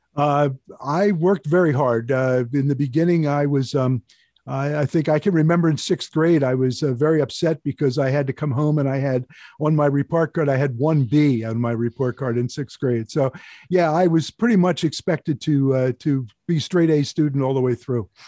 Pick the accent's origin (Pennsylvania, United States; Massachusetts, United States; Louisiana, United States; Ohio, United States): Pennsylvania, United States; Chalfont; I grew up in Chao Font, a town about thirty miles due north of Philadelphia